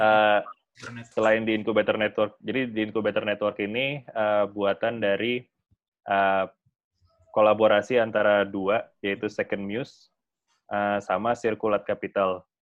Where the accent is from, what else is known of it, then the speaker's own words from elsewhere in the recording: Setiabudi, South Jakarta, Indonesia; dulu waktu gua kecil banget itu gua ingat kayaknya me-, pernah, eh, dulu, eh, gua masih tinggal di daerah Setiabudi